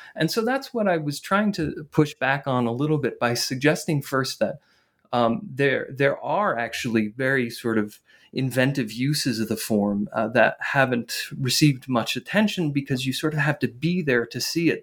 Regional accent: northern New Jersey, United States; I grew up in, in northern New Jersey

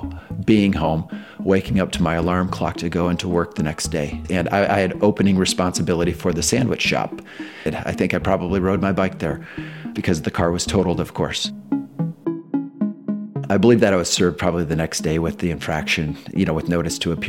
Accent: Waverly, Iowa, United States; I grew up in Waverly, Iowa

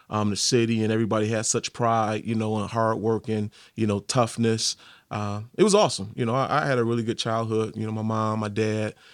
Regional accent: Detroit, Michigan, United States; good then, and Barry Sanders, but yeah, it was great. You know, Detroit's such a you

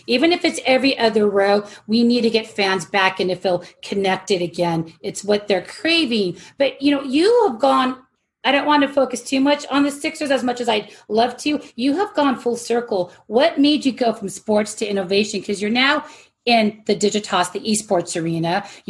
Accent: Phoenix, Arizona, United States; moved away; Even though I'm from Phoenix and supposed to be a Suns girl

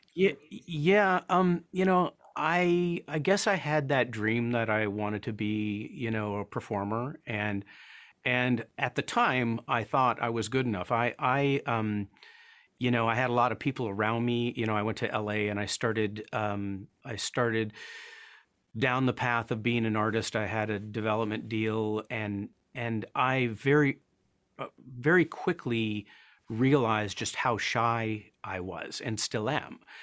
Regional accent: Paris, Ontario, Canada; also born or lived in Toronto; grew up, um, in a little town called Paris, Ontario, which is about seventy miles, kind of, a little bit southwest of Toronto. I was born in Toronto

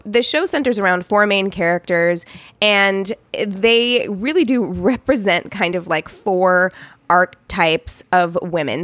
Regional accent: Missouri, United States; moved away; my hometown

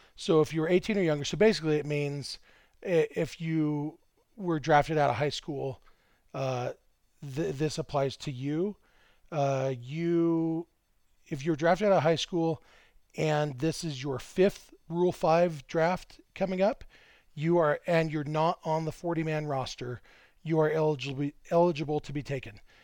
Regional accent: Lake Elsinore, California, United States; Lake Elsinore, my hometown

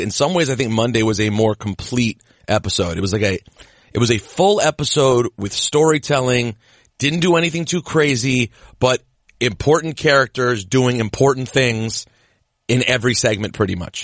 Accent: United States; also born or lived in Lanham, Maryland; we're from the same neck of the woods. You're from the D M V

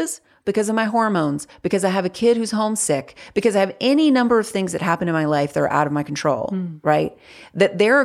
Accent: North Carolina, United States; I grew up in the South. Like, I live in North Carolina. I've lived here my whole life

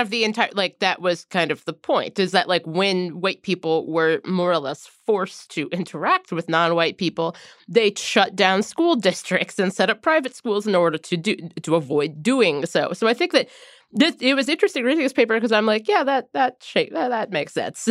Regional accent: Cincinnati, Ohio, United States; moved away; areas like where we grew up in Cincinnati

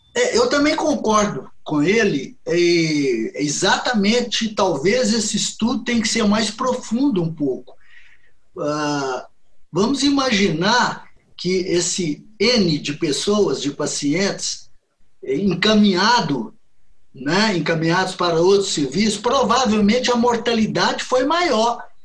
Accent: Belo Horizonte, Minas Gerais, Brazil; eu sou de Belo Horizonte, Minas Gerais. Eu me formei aqui em Belo Horizonte em 1975

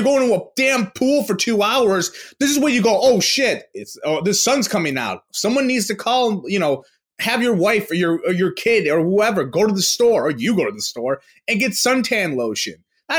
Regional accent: Queens, New York, United States; from Queens.

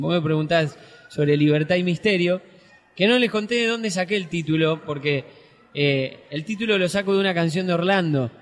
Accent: Santa Fe, Argentina

